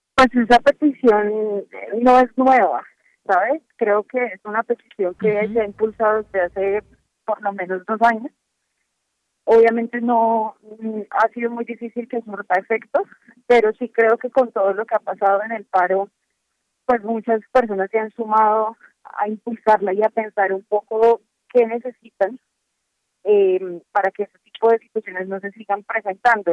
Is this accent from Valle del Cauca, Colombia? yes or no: yes; Cali, Valle del Cauca, Colombia; moved away; es la ciudad, mi ciudad natal